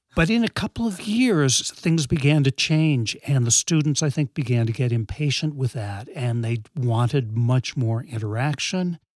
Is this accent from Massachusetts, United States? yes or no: yes; New England, west of Boston, Massachusetts, United States; I grew up in New England, west of Boston